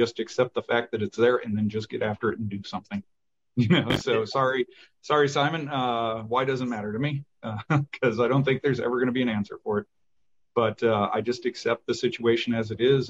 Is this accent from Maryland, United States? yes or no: no; Michigan, United States; we're both from Michigan